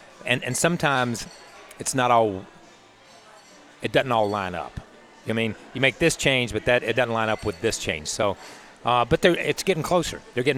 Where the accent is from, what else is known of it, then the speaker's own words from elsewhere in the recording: North Carolina, United States; I'm from North Carolina.